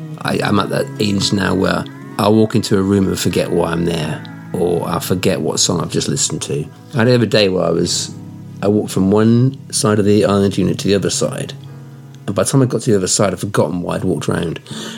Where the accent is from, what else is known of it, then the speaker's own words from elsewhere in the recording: Australia; I'm Australian, mate. I've only got a vocabulary of 120 words.